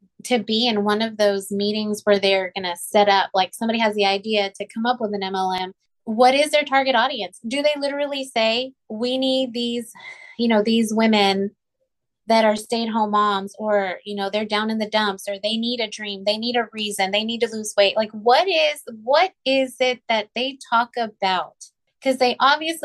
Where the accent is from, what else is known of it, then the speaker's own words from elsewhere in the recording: Rio Grande Valley, Texas, United States; moved away; I grew up in the Rio Grande Valley. It's like 99% Hispanic